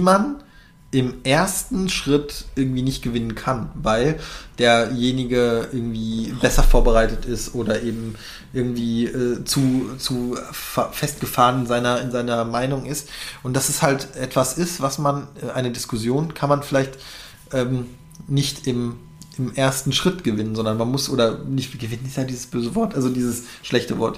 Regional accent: North Rhine-Westphalia, Germany; moved away as an adult; now in Berlin, Germany; ich komme aus NRW

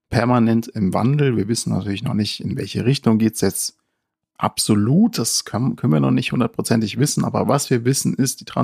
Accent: Frankfurt, Hesse, Germany; Da sind wir natürlich als Frankfurter äh, sehr erfreut und wünschen Omid sehr viel Erfolg dabei.

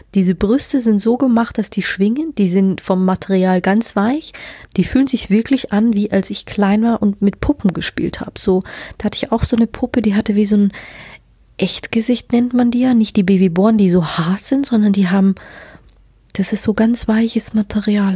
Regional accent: Germany; ich bin hier auf dem Land groß geworden

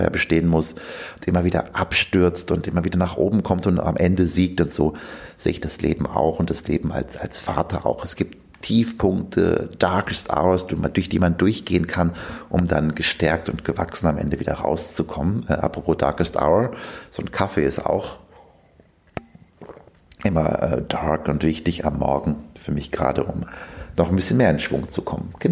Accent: Verl, North Rhine-Westphalia, Germany; now in Zürich, Switzerland; Ich bin gebürtiger Ostwestfale, komme aus Bielefeld, also genauer gesagt aus Verla, einem kleinen Ort in der Nähe von Bielefeld

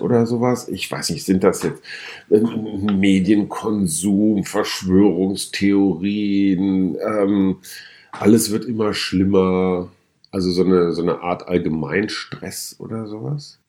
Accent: Münster, North Rhine-Westphalia, Germany; now in Berlin, Germany; ich komme aus Westfalen, schon mehrfach erwähnt. Und ähm, nicht weit weg von meiner Heimat, Heimatstadt Münster

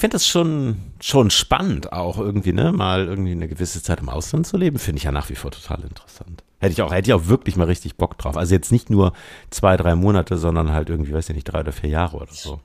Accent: Bremen, Germany; now in Hamburg, Germany; ich bin in Bremen geboren und bin in Hamburg bislang geblieben

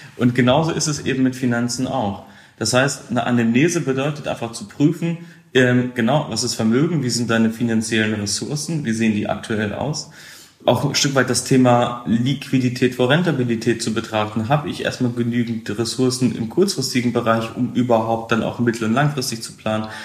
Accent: Hameln, Lower Saxony, Germany; ich komme aus der Nähe von Hannover, aus dem Weserbergland, aus Hameln

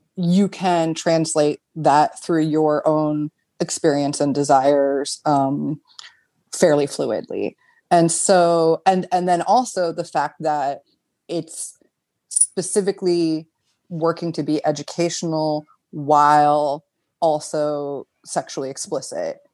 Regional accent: United States; moved away as an adult; now in Berlin, Germany; I'm an American. Uh, I've lived in Berlin for almost eight years

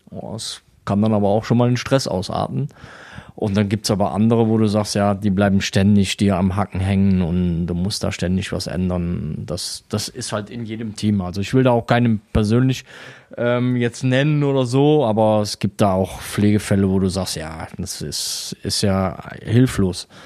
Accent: Würselen, North Rhine-Westphalia, Germany; now in Weisweiler, Germany; Ich bin gebürtig aus Würseln, das liegt bei Aachen, ah, ja. so circa 10 Kilometer, 5 bis 10 Kilometer von Aachen weg. Und bin seit knapp neun Jahren in Weißweiler.

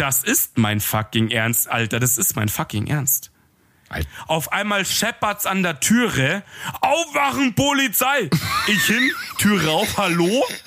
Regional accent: Munich, Bavaria, Germany; ich komme halt mitten aus, aus dem Ghetto in München

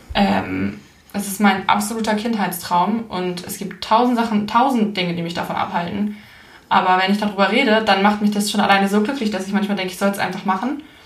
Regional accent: Hamburg, Germany; ich komme ja aus Hamburg und ich bin halt auch in Hamburg geblieben

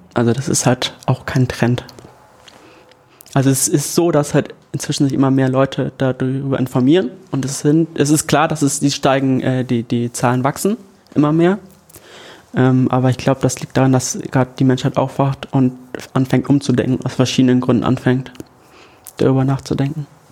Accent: Ganderkesee, Lower Saxony, Germany; moved away as an adult; also born or lived in Hannover; now in Oldenburg, Germany; Ich komme aus Ganakesee

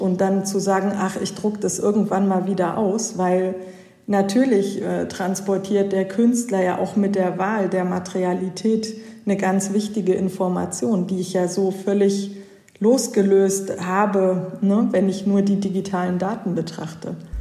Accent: Hanover, Lower Saxony, Germany; moved away as an adult; also born or lived in Switzerland; Also ich komme auch eigentlich hier aus der Gegend Hannover

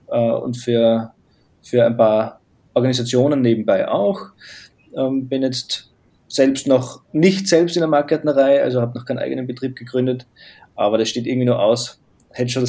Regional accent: Graz, Styria, Austria; habe dort einen Facharbeiter gemacht bei uns in Graz in Österreich

